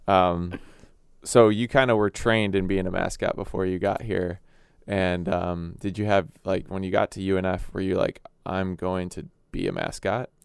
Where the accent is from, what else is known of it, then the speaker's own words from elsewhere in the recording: Chicago, Illinois, United States; moved away; I grew up in Chicago